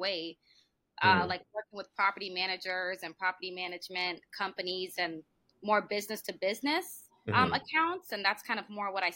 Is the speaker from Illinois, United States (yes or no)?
no; California, United States; I was born in California